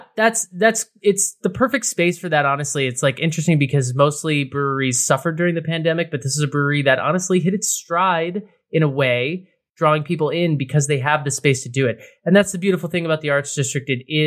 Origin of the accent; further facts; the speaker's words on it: New England, United States; also born or lived in New York; now in Los Angeles, United States; I live here and I'm from New England and I've, you know, lived in New York and I've drank beer all over the country.